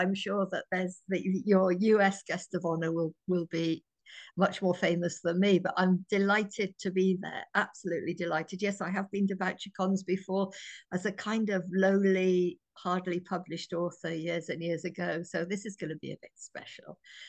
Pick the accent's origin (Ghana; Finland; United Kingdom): United Kingdom; I can't wait to meet some American readers, and we'll share a cup of tea, as I'm British